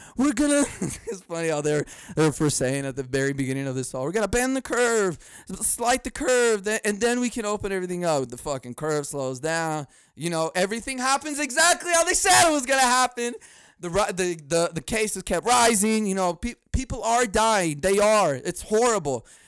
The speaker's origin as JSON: {"language": "English", "country": "United States", "said": "I'm an American."}